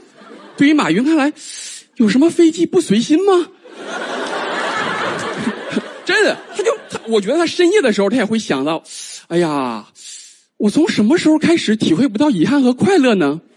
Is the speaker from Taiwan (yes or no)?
no; China; 我们中国人